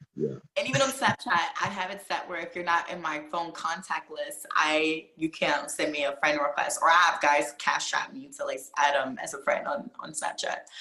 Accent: Virginia, United States; moved away; I'm originally from Virginia

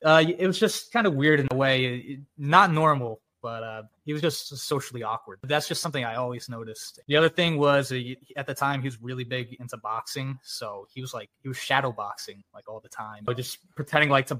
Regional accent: East Stroudsburg, Pennsylvania, United States; moved away as an adult; I was born and raised in East Stroudsburg

